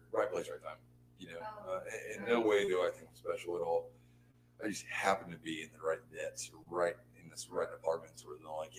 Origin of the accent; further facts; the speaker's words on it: outside of Houston, Texas, United States; moved away as an adult; also born or lived in San Diego, California / Waveland, Mississippi; I'm from, you know, from outside of Houston and living in San Diego.